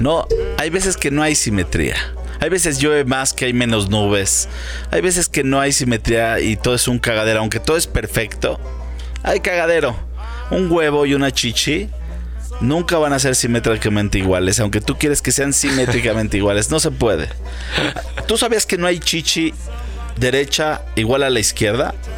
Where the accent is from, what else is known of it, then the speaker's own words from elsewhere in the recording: Mexico; Yo soy mexicano